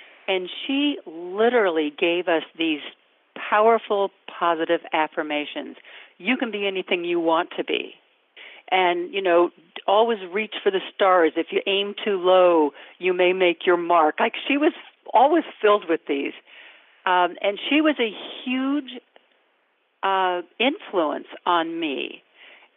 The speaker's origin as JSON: {"language": "English", "town": "Sacramento", "region": "California", "country": "United States", "tie": "born or raised there", "said": "I grew up in Northern California, in Sacramento"}